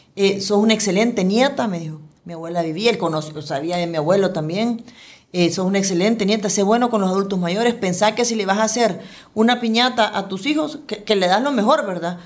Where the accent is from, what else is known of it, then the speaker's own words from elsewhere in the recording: El Salvador; como ciudadanos, como salvadoreños, como funcionarios